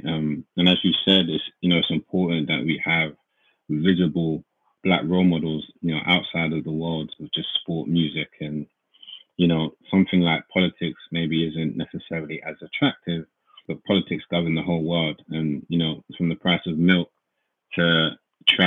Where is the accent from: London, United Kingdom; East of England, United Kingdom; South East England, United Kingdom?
London, United Kingdom; we grew up in Hackney, East London.